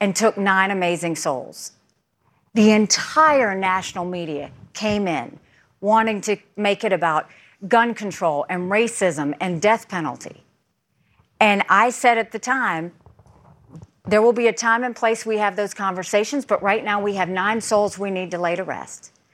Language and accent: English; South Carolina, United States; no different than anyone else in South Carolina. I mean, you know, we had, the time that I came and grew up, we were the only Indian family in a small rural southern town